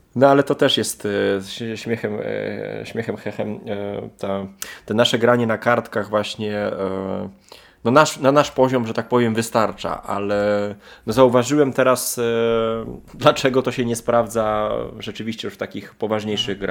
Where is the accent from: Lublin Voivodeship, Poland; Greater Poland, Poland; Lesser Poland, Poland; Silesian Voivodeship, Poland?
Lublin Voivodeship, Poland; Lublin; u nas w Lublinie